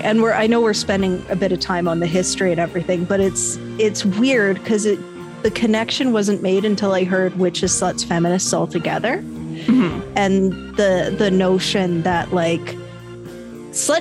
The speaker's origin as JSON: {"language": "English", "country": "Canada", "said": "I'm Canadian"}